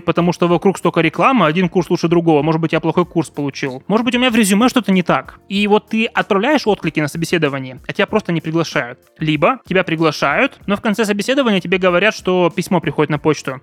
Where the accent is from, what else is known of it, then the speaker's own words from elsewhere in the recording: Yekaterinburg, Sverdlovsk Oblast, Russia; я из Екатеринбурга